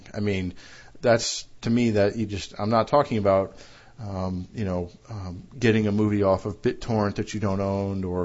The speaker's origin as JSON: {"language": "English", "country": "United States", "said": "my home country of the U.S."}